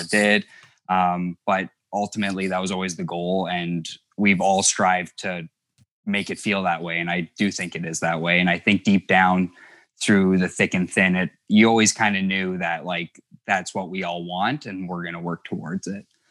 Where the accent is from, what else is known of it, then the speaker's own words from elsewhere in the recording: Thunder Bay, Ontario, Canada; I was never aware of how isolated we were, 'cause a lot of people who find out we're from Thunder Bay